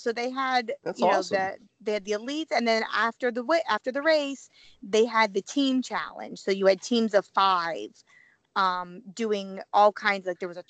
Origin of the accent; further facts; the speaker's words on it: Missouri, United States; you know how I feel about my hometown Missouri venue